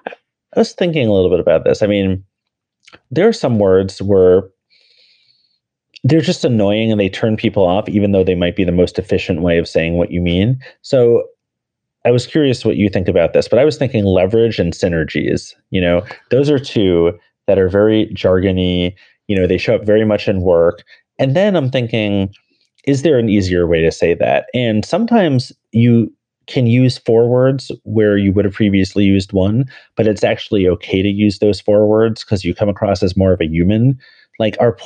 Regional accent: New York City, New York, United States; I'm a New Yorker with three pets

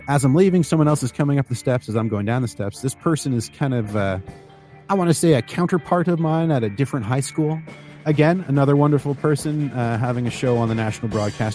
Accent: Ontario, Canada; moved away; also born or lived in Chicago; Because I am Canadian. I grew up in Canada. I grew up in Ontario-ish and made my way to Chicago-ish.

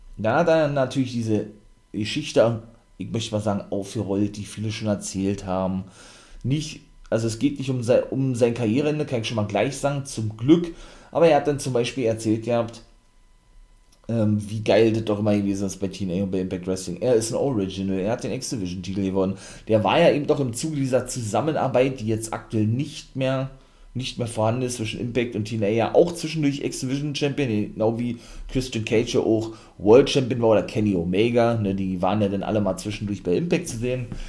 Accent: Germany; hier bei uns in Deutschland

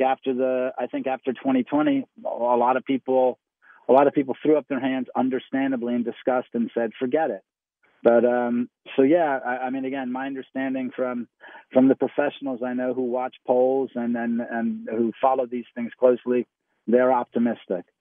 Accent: New York City, New York, United States; now in South Carolina, United States; I was raised in New York City

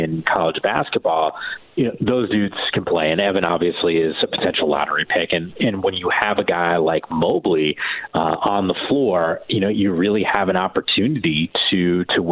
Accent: East Coast, United States; moved away as an adult; also born or lived in San Francisco; I'm from the East Coast originally, so when I came out to the West Coast

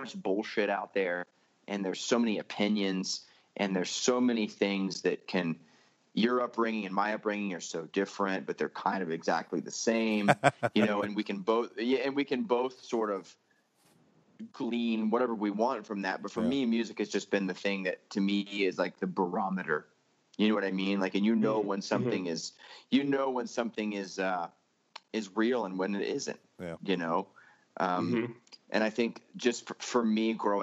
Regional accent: Florida, United States; moved away as an adult; now in Salt Lake City, United States; I grew up in Florida in a Christian home

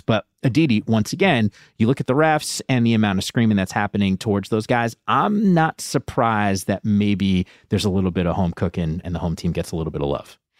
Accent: Northeast, United States; I grew up in the Northeast

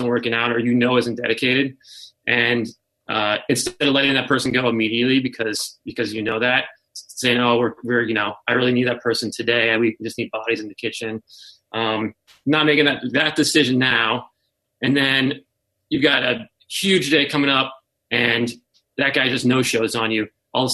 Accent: Denver, Colorado, United States; I grew up in Denver playing music

